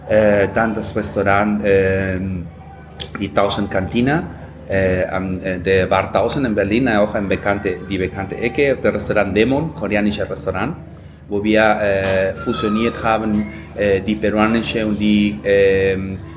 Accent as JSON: {"language": "German", "region": "Lima", "country": "Peru", "tie": "born or raised there", "second_language": "German", "moved": "as an adult", "said": "Ich bin in Lima geboren worden, in die Küste. Ähm, das Land, äh, der, der, der Hauptstadt äh, Peru"}